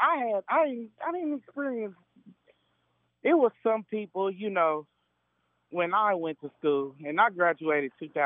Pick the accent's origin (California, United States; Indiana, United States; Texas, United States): Indiana, United States; Indianapolis; I grew up in Mapleton Falls Creek area.